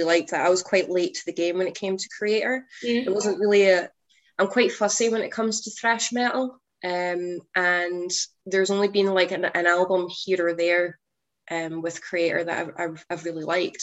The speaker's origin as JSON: {"language": "English", "region": "Scotland", "country": "United Kingdom", "said": "my fellow Scottish friends"}